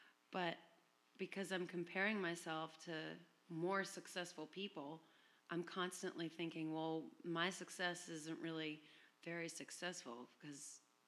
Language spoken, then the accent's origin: English; Chapel Hill, North Carolina, United States; now in San Francisco, United States; I came from Chapel Hill, North Carolina.